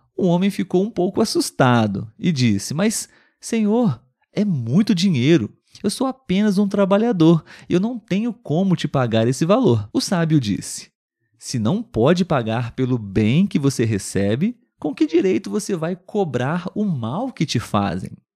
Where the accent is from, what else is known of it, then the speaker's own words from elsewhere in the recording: Brazil; Eu sou brasileiro